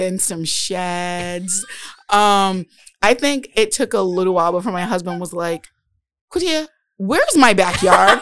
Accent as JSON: {"language": "English", "town": "Providence", "region": "Rhode Island", "country": "United States", "tie": "born or raised there", "also_born_or_lived": "Warwick, Rhode Island", "said": "I grew up on Southside Providence okay. and spent most of my childhood on the West End."}